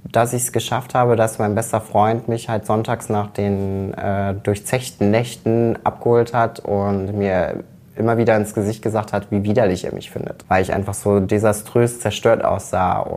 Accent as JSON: {"language": "German", "town": "Rommerskirchen", "region": "North Rhine-Westphalia", "country": "Germany", "said": "Ich komme aus dem direkten Umkreis, aus einer kleinen Gemeinde namens Rommerskirchen. Und Rommerskirchen liegt in, genau in der Mitte zwischen Köln und München-Gladbach."}